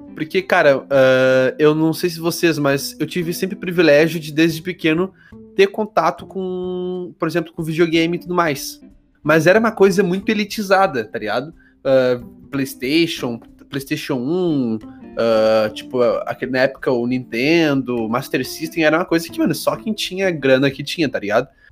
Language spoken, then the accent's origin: Portuguese; Porto Alegre, Rio Grande do Sul, Brazil; eu sou de Porto Alegre